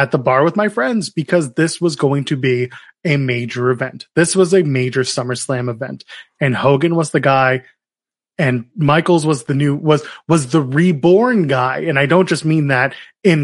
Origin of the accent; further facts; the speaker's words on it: Canada; especially as a Canadian